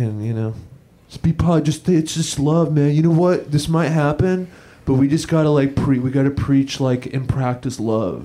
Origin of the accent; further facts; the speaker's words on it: Los Angeles, California, United States; I grew up in Los Angeles, California